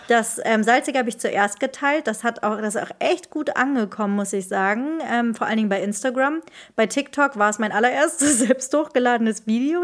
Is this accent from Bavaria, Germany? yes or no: no; Marburg, Hesse, Germany; moved away as an adult; now in Rhineland, Germany; Ich komme aus Marburg